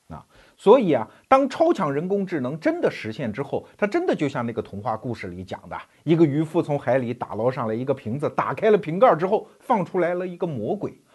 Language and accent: Chinese; China; 你比如说我们中国人，你既可以认为啊，我们中国人一代一代在传承中国文化